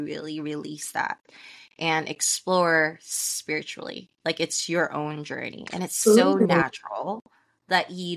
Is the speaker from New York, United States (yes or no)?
no; San Francisco, California, United States; I'm from San Francisco, California